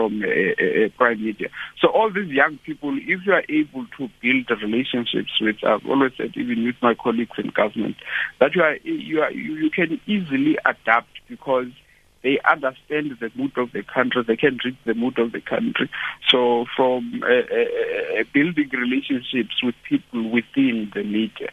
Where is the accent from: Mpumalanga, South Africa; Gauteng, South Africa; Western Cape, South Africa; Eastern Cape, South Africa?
Eastern Cape, South Africa; Mthatha; now in Pretoria, South Africa; I'm from Tata in a small rural place there called Ngeleni.